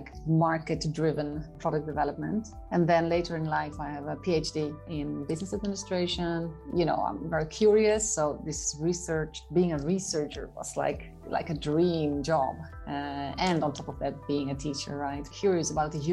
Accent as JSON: {"language": "English", "town": "Haarlem", "region": "North Holland", "country": "Netherlands", "tie": "born or raised there", "said": "Haarlem, the Netherlands"}